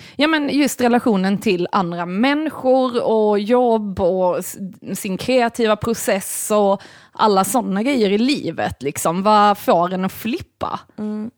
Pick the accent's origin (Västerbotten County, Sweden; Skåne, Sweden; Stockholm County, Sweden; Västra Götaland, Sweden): Skåne, Sweden; Malmö; also born or lived in Lund; jag är ju ändå uppväxt i Malmö